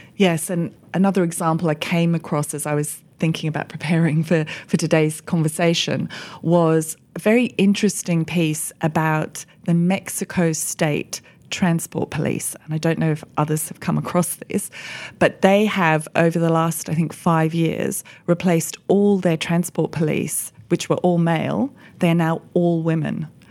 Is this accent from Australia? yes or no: yes; Australia; moved away as an adult; now in United Kingdom; I've built my career as an economist here in the U K, but I grew up in Australia.